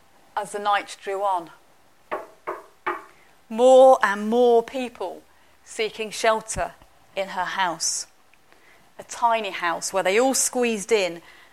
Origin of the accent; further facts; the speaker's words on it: London, United Kingdom; born there; also born or lived in Manchester / Warrington / Northampton; any Londoner, I was born in London